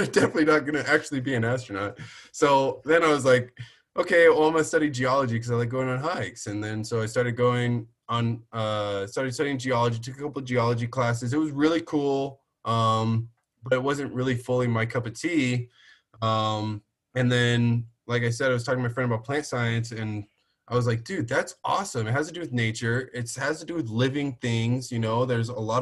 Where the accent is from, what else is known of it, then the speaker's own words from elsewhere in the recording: Orange County, California, United States; moved away as an adult; now in Las Vegas, United States; growing up in Orange County